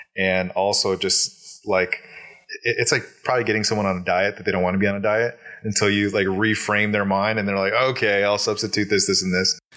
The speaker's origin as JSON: {"language": "English", "region": "Alaska", "country": "United States", "tie": "born or raised there", "said": "I'm born and raised in Alaska, uh, in a Hispanic household"}